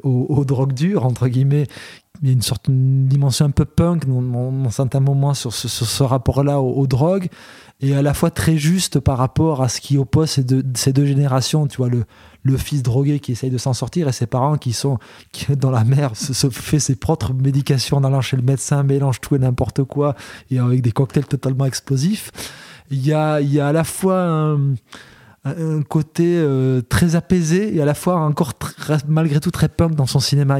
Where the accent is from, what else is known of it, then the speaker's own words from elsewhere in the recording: Belgium; chez nous en Belgique